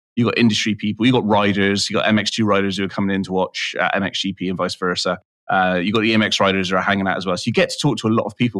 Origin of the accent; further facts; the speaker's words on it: United Kingdom; I'm I'm British